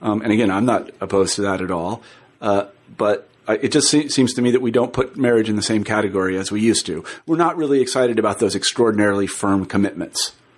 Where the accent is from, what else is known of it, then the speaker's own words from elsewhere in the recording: Midwest, United States; I'm from the Midwest and I used to teach at the University of Iowa. I spent a lot of time in the Midwest.